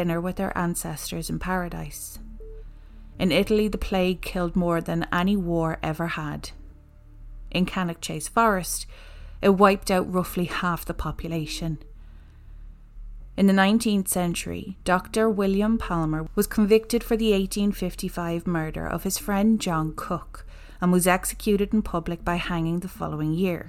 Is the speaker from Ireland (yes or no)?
yes; Ireland; we're an Irish podcaster